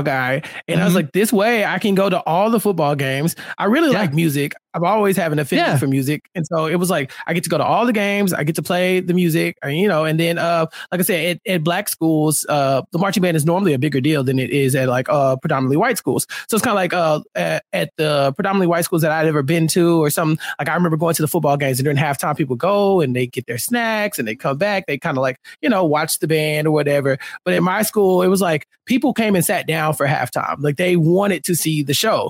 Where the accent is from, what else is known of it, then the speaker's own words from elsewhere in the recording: Texas, United States; I'm from Texas